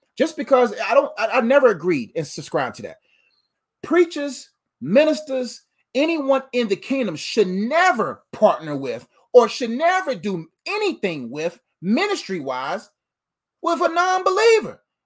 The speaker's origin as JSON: {"language": "English", "country": "Nigeria", "said": "I'm Nigerian"}